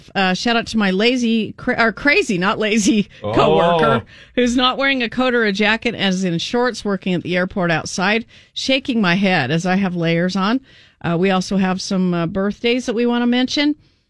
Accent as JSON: {"language": "English", "town": "Kaysville", "region": "Utah", "country": "United States", "tie": "born or raised there", "said": "Kaysville, my hometown"}